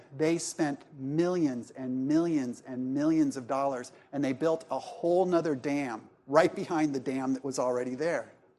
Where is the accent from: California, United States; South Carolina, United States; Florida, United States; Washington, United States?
South Carolina, United States; Columbia; I'm from Columbia, South Carolina, and so are these two.